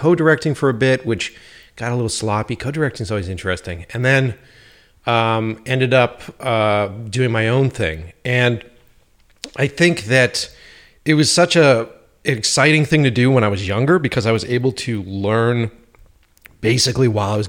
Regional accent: Boston, Massachusetts, United States; born or raised there; also born or lived in New York

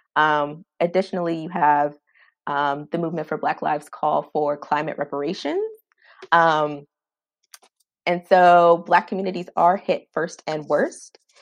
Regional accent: Maryland, United States; now in Washington, D.C., United States; I'm originally from Maryland

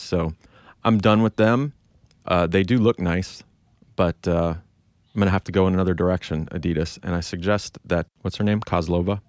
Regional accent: United States; I feel like such an American

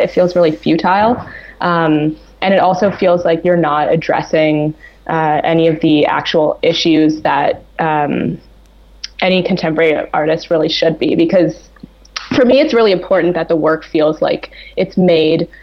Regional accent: Toronto, Ontario, Canada; I spent studying at an actually really traditional painting academy in my hometown of Toronto

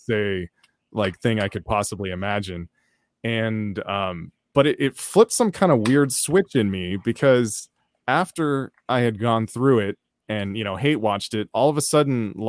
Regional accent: Oakland, California, United States; if you grow up in Oakland

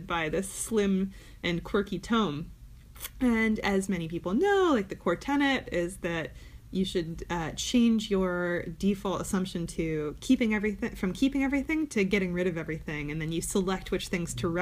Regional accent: Ann Arbor, Michigan, United States; I grew up in Ann Arbor

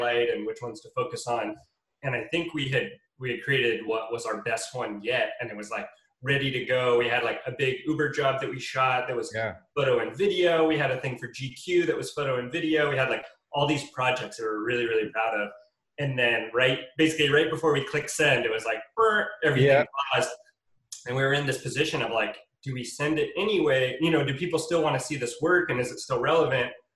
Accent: Bay Area, just outside of San Francisco, California, United States; now in Los Angeles, United States; I grew up in the Bay Area just outside of San Francisco

